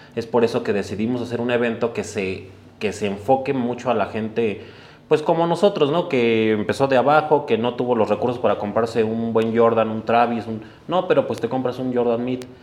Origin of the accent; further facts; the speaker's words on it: Mexico City, Mexico; Los dos somos originarios de Iztapalapa